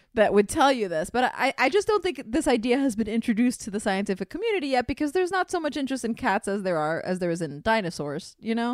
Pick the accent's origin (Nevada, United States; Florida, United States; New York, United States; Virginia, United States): Florida, United States; Miami; I'm from Miami where there's tons of feral cats, and my mother is an animal lover, as am I. So there was always cats coming around our house